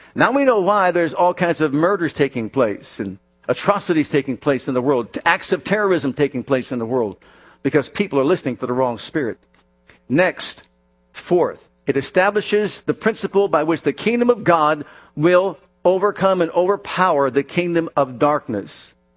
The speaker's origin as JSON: {"language": "English", "town": "Youngstown", "region": "Ohio", "country": "United States", "tie": "born or raised there", "said": "I was born up in Youngstown, Ohio"}